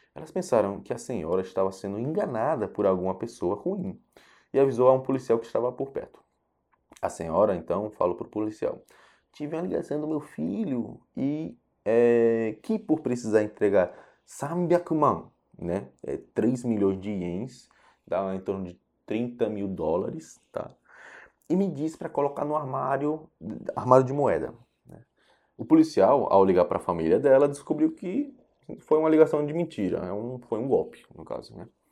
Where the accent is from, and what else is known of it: Japan; born or raised there; now in Brazil